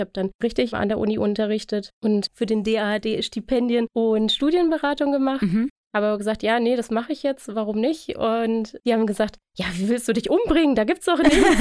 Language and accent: German; Germany; also born or lived in Tunisia; als Deutsche